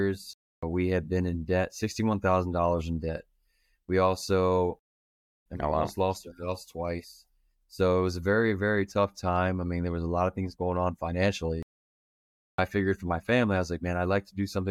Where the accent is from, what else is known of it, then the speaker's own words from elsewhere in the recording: Manassas, Virginia, United States; moved away as an adult; now in Browntown, United States; I'm originally from Manassas, but I met my wife and she brought me out to good old Browntown, Virginia.